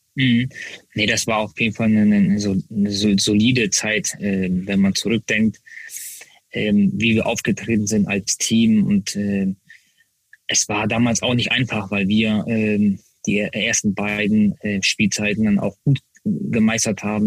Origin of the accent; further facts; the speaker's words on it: Hamburg, Germany; Hamburg, äh, da bin ich Profi geworden, da bin ich Nationalspieler geworden. Äh, das ist meine Heimat. Äh, hier wohne ich